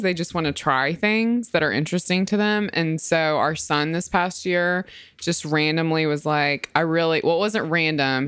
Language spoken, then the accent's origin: English; Mississippi, United States; I'm from Mississippi